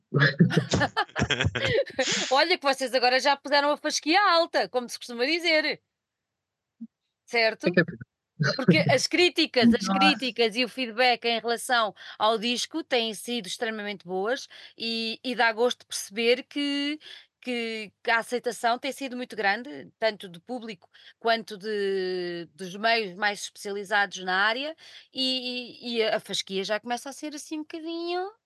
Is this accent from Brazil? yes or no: no; Portugal; Eu sou portuguesa, não sou inglesa